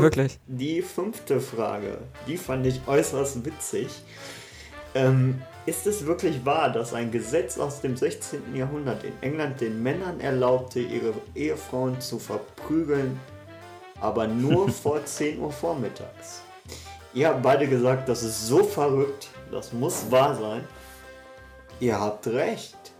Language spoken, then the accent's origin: German; Ruhr area, North Rhine-Westphalia, Germany; wie man bei uns im Pott sagt